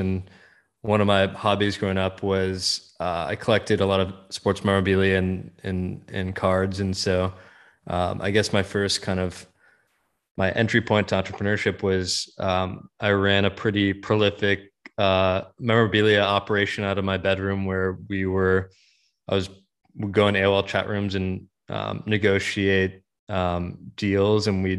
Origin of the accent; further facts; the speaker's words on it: Menlo Park, California, United States; So I grew up in around Menlo Park, always kind of around technology and the startup industry